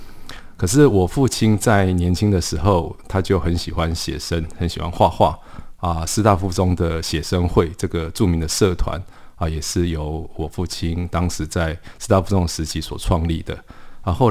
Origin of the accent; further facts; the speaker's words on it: Paris, Île-de-France, France; born there; 黎就是这个巴黎的黎啊，因为我是在巴黎出生的。